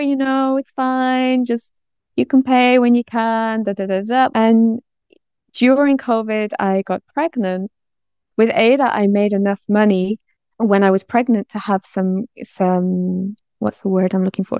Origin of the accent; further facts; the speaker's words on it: North Wales, United Kingdom; moved away; also born or lived in London / Bangkok; I'm originally from North Wales